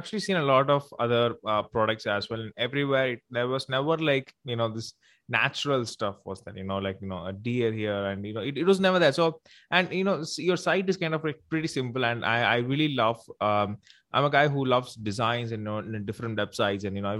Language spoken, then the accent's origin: English; South India, India; first language Tamil; English is a second language; So it's in my regional language, Tamil. So I'm from India. So I'm from South India.